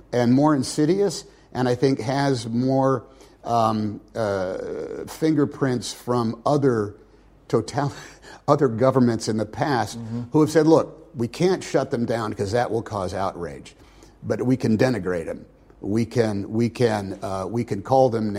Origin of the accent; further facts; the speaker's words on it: United States; as an American